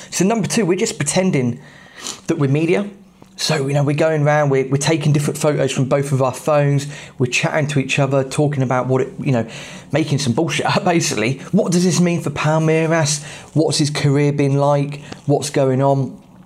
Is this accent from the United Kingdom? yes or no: yes; England, United Kingdom; As an English football fan